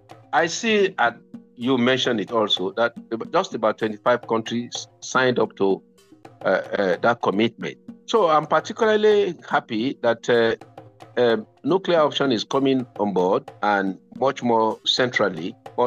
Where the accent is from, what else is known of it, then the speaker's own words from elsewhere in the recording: Nigeria; I'm from Nigeria.